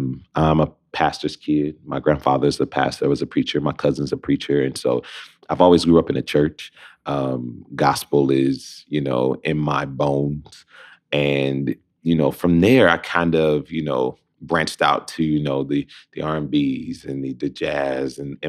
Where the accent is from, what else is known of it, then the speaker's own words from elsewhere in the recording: Detroit, Michigan, United States; Just through and through Motown. I feel like Detroit has blessed me with a gift of, you know, spreading the art to the world about my city.